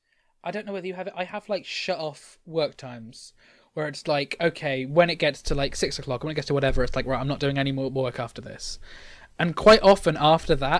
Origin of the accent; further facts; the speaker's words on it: United Kingdom; as a British person